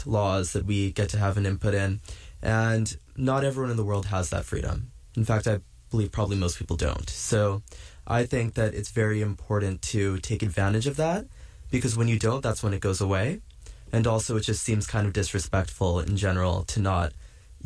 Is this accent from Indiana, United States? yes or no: no; just south of San Francisco, California, United States; now in New York, United States; I'm from just south of San Francisco